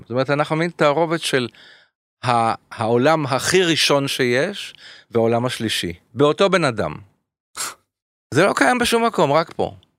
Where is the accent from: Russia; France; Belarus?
France; Paris, Île-de-France; now in Israel; בפריז, איפה שנולדתי